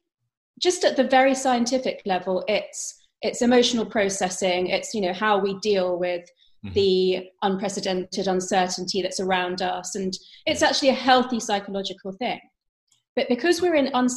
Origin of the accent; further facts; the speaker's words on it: London, United Kingdom; I was brought up by Indian parents, but I was brought up in London, England.